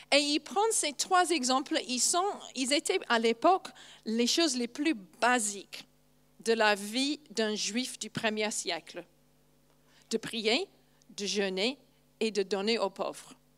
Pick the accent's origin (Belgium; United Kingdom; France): United Kingdom; England; first language English; French is a second language; moved away; je suis anglaise